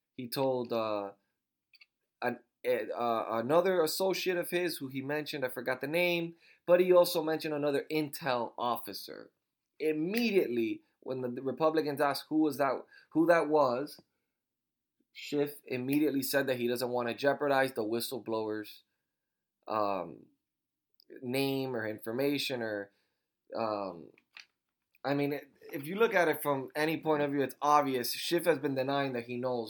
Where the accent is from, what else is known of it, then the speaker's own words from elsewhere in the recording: Miami, Florida, United States; now in Fort Myers, United States; I was born in Miami, Florida